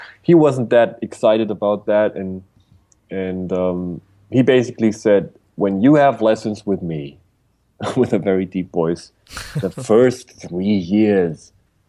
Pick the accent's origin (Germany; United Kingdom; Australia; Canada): Germany; Bavaria; I was born in a little village in Bavaria, Germany